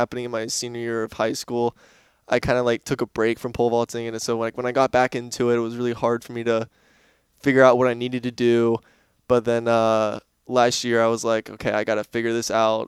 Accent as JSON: {"language": "English", "town": "Destin", "region": "Florida", "country": "United States", "tie": "born or raised there", "also_born_or_lived": "Tampa, Florida", "said": "I grew up in Florida in the Panhandle"}